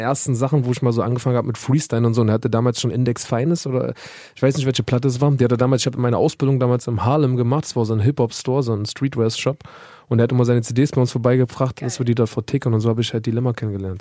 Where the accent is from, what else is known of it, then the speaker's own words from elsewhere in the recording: Germany; ich bin Deutscher